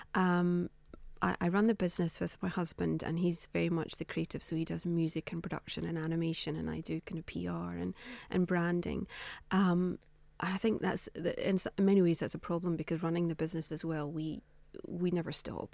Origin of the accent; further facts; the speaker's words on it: Scotland, United Kingdom; being Scottish